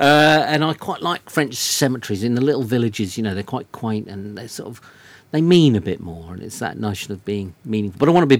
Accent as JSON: {"language": "English", "region": "South East England", "country": "United Kingdom", "said": "I'm from Surrey in England."}